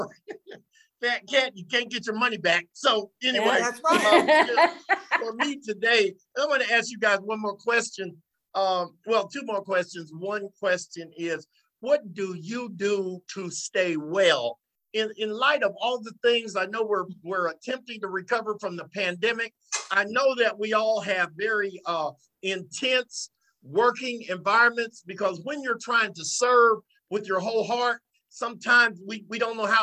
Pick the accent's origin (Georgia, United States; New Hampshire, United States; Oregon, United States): Georgia, United States; Savannah; I was from Savannah